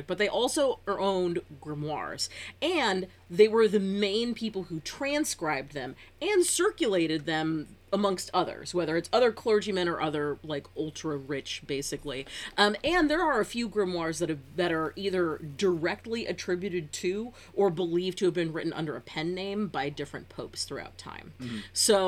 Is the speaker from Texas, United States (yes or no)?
no; Northern California, United States; as a Californian